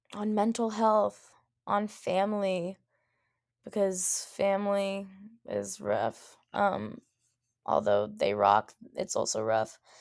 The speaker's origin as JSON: {"language": "English", "region": "Rhode Island", "country": "United States", "tie": "born or raised there", "said": "as a person who has was born and raised in Rhode Island"}